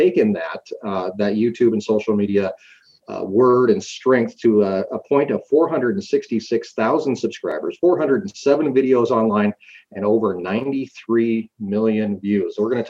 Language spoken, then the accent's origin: English; Montana, United States; We moved from Kalispell to Cutbank, over to Haver, and all that area from Chinook to Miles City, the entire High Line. And growing up in that area was always a little bit interesting.